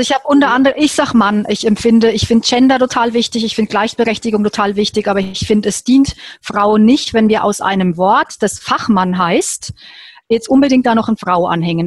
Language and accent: German; Würzburg, Bavaria, Germany; ich bin in Würzburg geboren und habe da auch noch dort gelebt